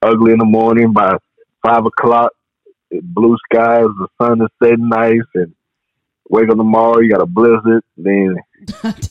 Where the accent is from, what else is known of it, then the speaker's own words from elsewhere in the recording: New Orleans, Louisiana, United States; moved away; also born or lived in Alabama; being that I'm from Alabama, I grew up on the outskirts of New Orleans